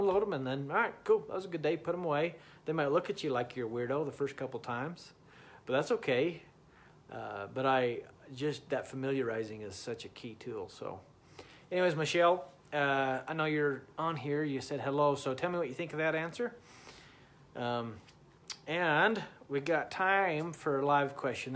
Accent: Utah, United States; I'm from Utah.

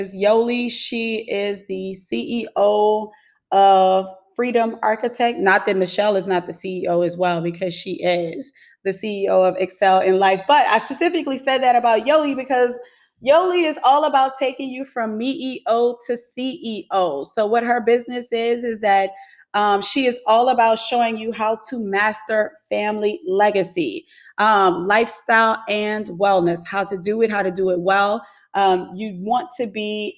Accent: New Orleans, Louisiana, United States; now in Houston, United States; I'm from New Orleans, but I currently reside in Houston, Texas.

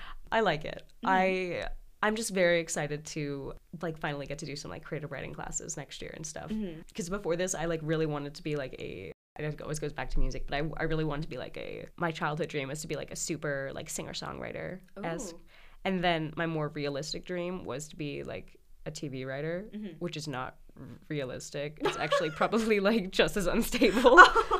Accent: Los Angeles, California, United States; moved away as an adult; now in New Haven, United States; I'm from Sherman Oaks.

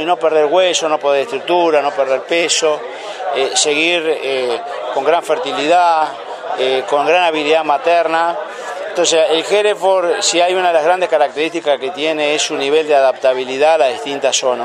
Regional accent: Entre Ríos, Argentina; also born or lived in Uruguay; yo provengo de la provincia de Entre Ríos

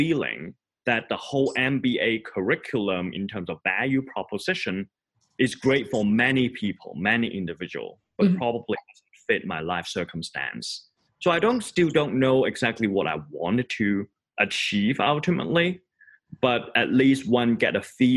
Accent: Hong Kong; moved away as an adult; also born or lived in Boston / New York; now in Lausanne, Switzerland; I grew up in Hong Kong and study in Boston and live in New York before moving to the little town called Lausanne in Switzerland.

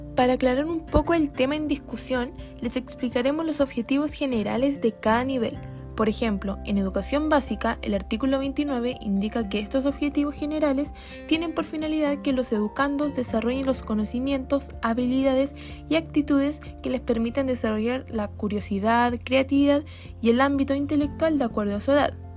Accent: Chile; nuestro país

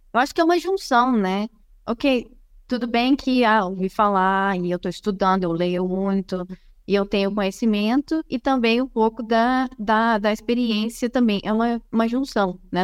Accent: Brazil; moved away as an adult; now in Silicon Valley, United States; eu sou brasileira

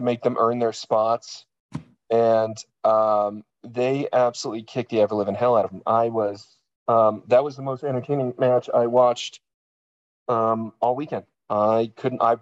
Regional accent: East Coast, United States; moved away; I'm from the East Coast

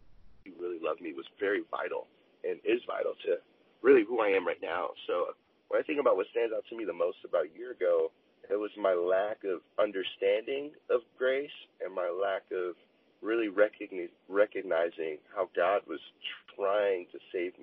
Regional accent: Chicago, Illinois, United States; also born or lived in Oceanside, California; now in Los Angeles, United States; I am from Chicago, Illinois, and also Oceanside, California.

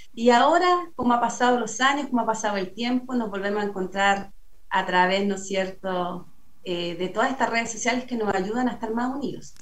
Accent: San Pedro de la Paz, Biobío, Chile; acá me crié, acá nací, aquí hice toda como mi, mi vida infantil de niñez con mi familia

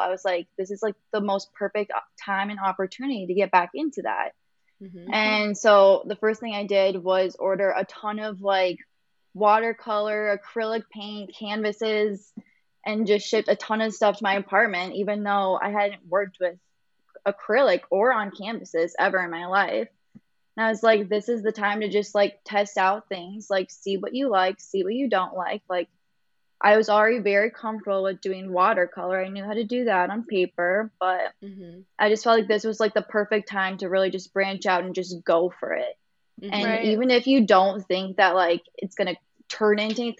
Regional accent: Iowa, United States; now in Chicago, United States

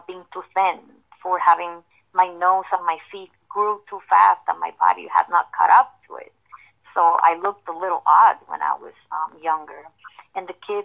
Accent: Puerto Rico; born and raised in Puerto Rico

